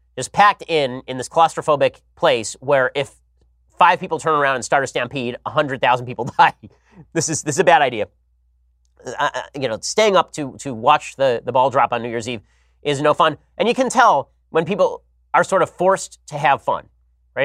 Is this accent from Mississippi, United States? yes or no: no; California, United States; my home state